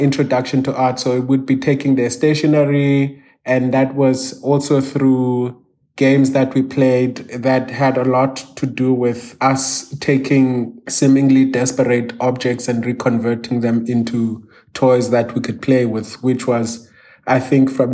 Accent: Cape Town, Western Cape, South Africa; also born or lived in Cradock, Eastern Cape; I grew up between Craydock in Eastern Cape and Cape Town, where I had most of my formation years in a township called Masiphumelele

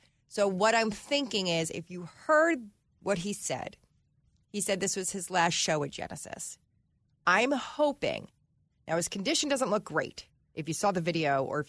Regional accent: New Jersey, United States; I'm from Jersey and I'm Italian.

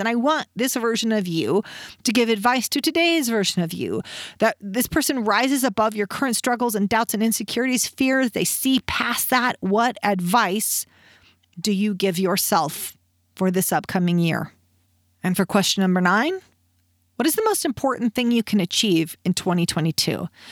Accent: Reno, Nevada, United States; born or raised there

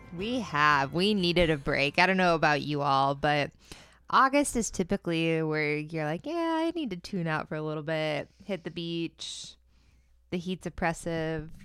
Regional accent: Central Florida, United States; it was based in Central Florida, which is my homeland

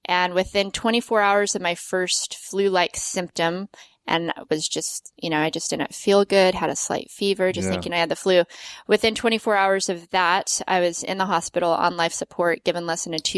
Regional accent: Las Vegas, Nevada, United States; moved away as an adult; also born or lived in Salt Lake City; I grew up skiing in Vegas

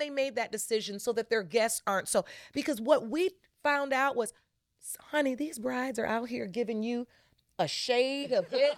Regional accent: Detroit, Michigan, United States; growing up in Detroit as a young

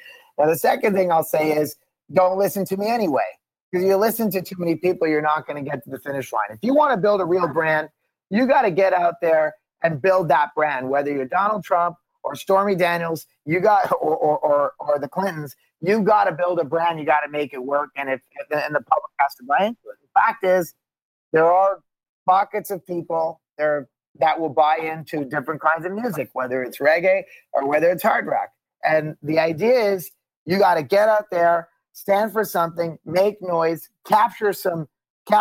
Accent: Montreal, Quebec, Canada; also born or lived in Boston; now in Los Angeles, United States; I'm from Montreal. I'm born at the Jewish General Hospital.

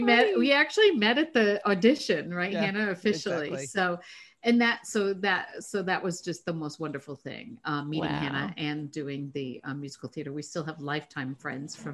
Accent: New Hampshire, United States; I grew up in New Hampshire.

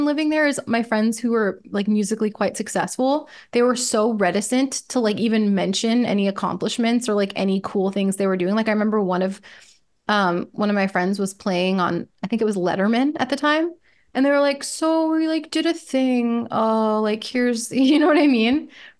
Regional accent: New York, United States; also born or lived in Minnesota, United States; I'm from New York originally, so I did spend the better part of a decade living in Minnesota, and my mom still lives there, so I still visit. But I'm not Minnesotan by nature because I'm not from there.

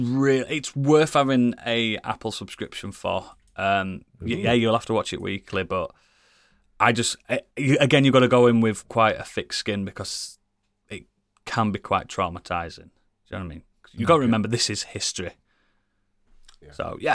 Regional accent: United Kingdom; especially for us being British

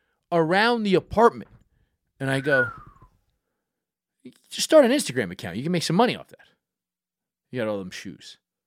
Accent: New York City, New York, United States; growing up in Brooklyn.

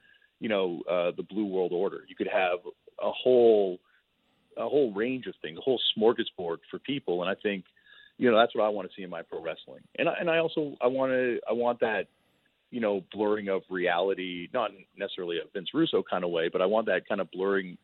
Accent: Toronto, Ontario, Canada; I grew up in Toronto, Canada

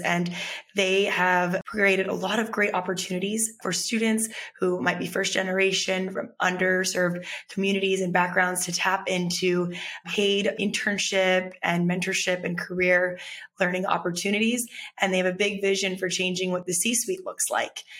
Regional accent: Texas, United States; growing up in texas

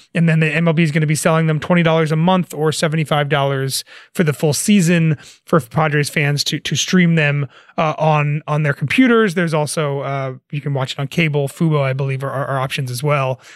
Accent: New Jersey, United States; growing up in New Jersey

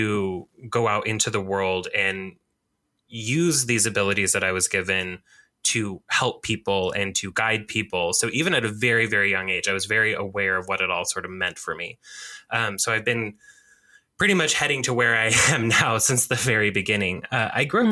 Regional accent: Oregon, United States; I am here, of course, in my home state of Oregon, which I love dearly

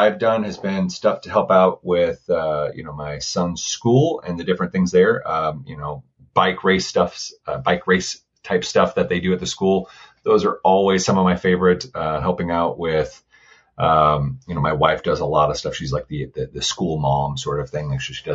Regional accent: Florida, United States; also born or lived in Pensacola, Florida; I am from Florida

